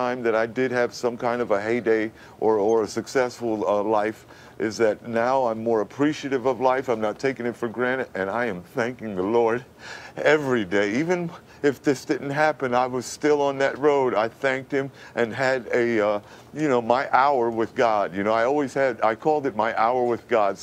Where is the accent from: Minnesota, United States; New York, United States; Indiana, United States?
New York, United States; New York City; moved away; I was born and raised in Brooklyn in the Bedford-Stuyvesant area